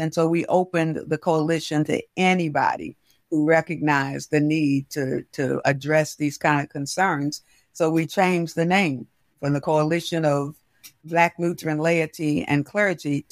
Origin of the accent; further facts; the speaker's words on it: Baltimore, Maryland, United States; I grew up in West Baltimore